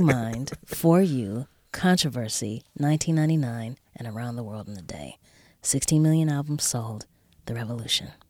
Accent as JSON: {"language": "English", "town": "Los Angeles", "region": "California", "country": "United States", "tie": "born or raised there", "said": "I grew up here in Los Angeles"}